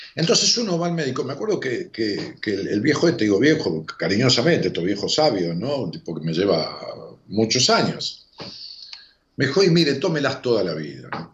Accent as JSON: {"language": "Spanish", "town": "Ramos Mejía", "region": "Buenos Aires Province", "country": "Argentina", "said": "Me jugábamos al póker allá en Ramos, en mi pueblo"}